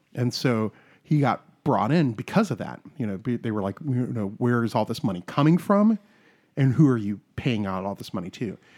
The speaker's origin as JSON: {"language": "English", "region": "South Carolina", "country": "United States", "said": "I'm from South Carolina"}